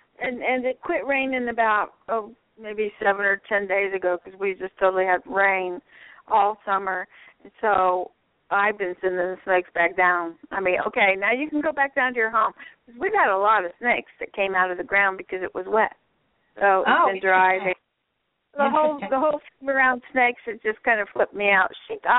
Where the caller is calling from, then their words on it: Florida, United States; from Southwest Florida.